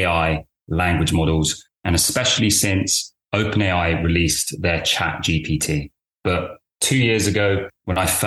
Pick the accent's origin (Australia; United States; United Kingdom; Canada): United Kingdom; London; also born or lived in Cambridge; I'm from the UK. I was born in London.